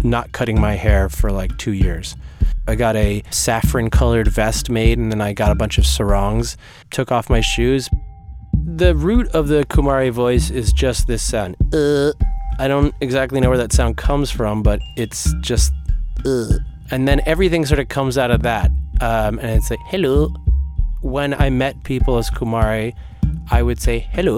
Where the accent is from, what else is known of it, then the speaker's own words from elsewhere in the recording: New Jersey, United States; also born or lived in New York; I was born in New York and I grew up in New Jersey.